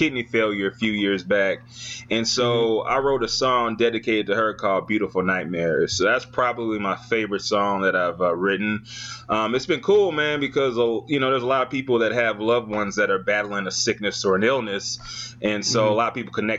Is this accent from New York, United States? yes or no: no; St. Louis, Missouri, United States; now in Dallas, United States; my hometown of St. Louis